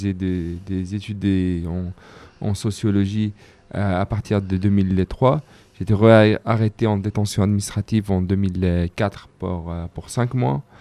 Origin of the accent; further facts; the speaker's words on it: Jerusalem, Palestine; j'ai grandi dans des à Jérusalem. j'étais arrêté comme comme beaucoup de jeunes à mon âge.